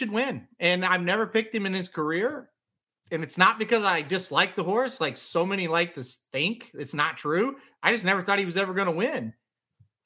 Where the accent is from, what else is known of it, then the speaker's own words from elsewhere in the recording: Midwest, United States; I'm from the Midwest